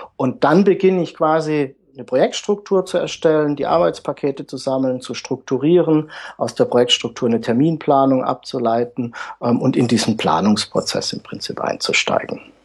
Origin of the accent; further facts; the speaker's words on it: Pforzheim, Baden-Württemberg, Germany; komme aus dem Süden der Republik, aus Pforzheim. Das liegt zwischen Karlsruhe und Stuttgart.